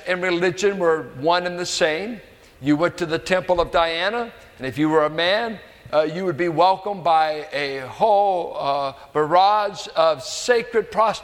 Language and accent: English; United States; I am an American